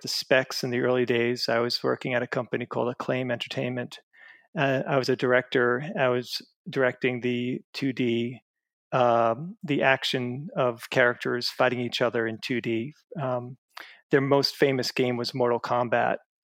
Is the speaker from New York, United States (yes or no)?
yes; Long Island, New York, United States; I grew up in Long Island, New York